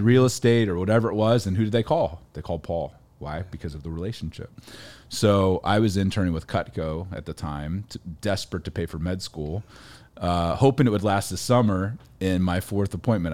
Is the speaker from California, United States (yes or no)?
no; Ohio, United States; I grew up in Ohio, farm kid, forty-seven acres